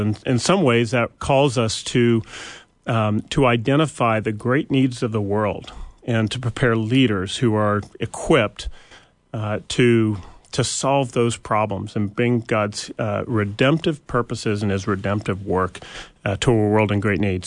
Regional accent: Bellingham, Washington, United States; moved away; we grew up in the Pacific Northwest, a little town of not so little anymore, but Bellingham, Washington

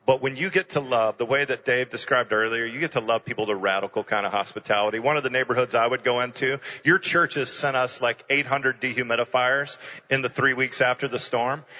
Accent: Houston, Texas, United States; I ended up starting a church in my hometown in Houston

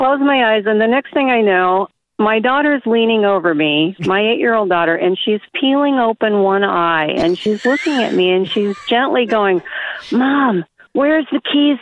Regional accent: Missouri, United States; I'm from Missouri

